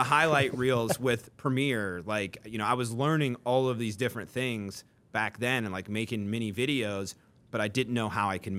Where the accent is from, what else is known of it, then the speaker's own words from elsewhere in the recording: Newcastle, North East England, United Kingdom; I think it truly is like, you know, I grew up in Newcastle, driven by a fear of seeing people settle and seeing people be mediocre